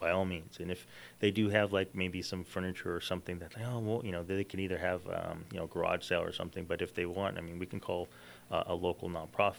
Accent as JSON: {"language": "English", "town": "Rancho Cucamonga", "region": "California", "country": "United States", "tie": "born or raised there", "said": "I grew up in Ranch Cucamonga, and, you know, it's a place where we walk tall."}